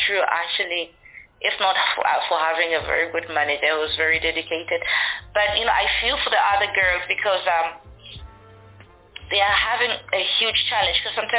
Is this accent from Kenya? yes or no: no; Livingstone, Southern Province, Zambia; growing up, like, in Zambia, it's, I'll say, particularly Livingston itself, where I am